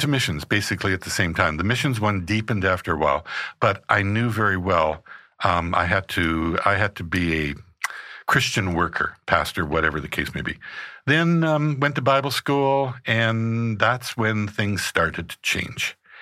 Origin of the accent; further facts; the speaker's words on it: Regina, Saskatchewan, Canada; I was born in Regina, Saskatchewan, in Canada